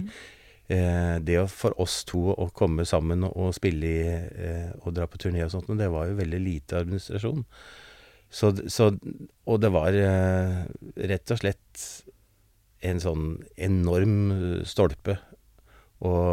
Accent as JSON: {"language": "Norwegian", "region": "Oslo", "country": "Norway", "tie": "born or raised there", "said": "Jeg vokste opp på Manglerud"}